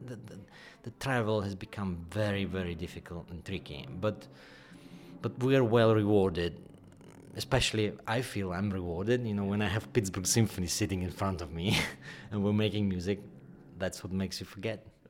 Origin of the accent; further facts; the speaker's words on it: Kyiv, Ukraine; moved away; also born or lived in England; I was born in Kiev